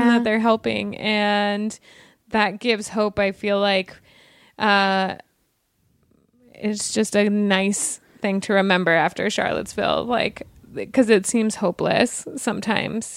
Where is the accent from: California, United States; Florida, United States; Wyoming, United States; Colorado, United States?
Wyoming, United States; now in Los Angeles, United States; I'm from Wyoming. It's a very, very white state